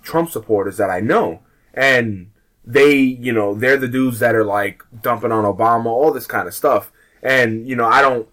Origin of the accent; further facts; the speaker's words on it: United States; we're American